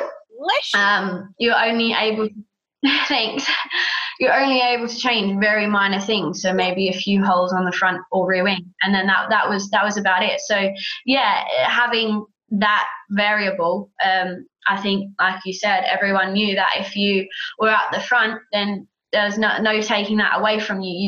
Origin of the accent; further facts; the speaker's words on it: Australia; I'm Aussie